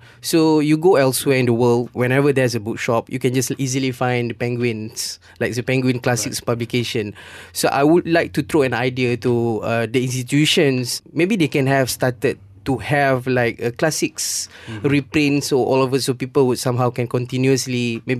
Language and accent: English; Malaysia; we as a Malaysian